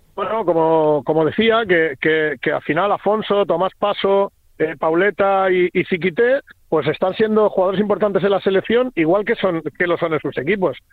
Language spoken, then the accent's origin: Spanish; Spain; somos españoles